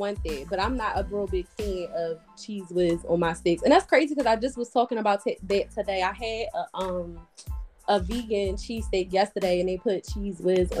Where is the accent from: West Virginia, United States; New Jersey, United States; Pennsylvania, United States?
Pennsylvania, United States; Philadelphia; I'm from Philly.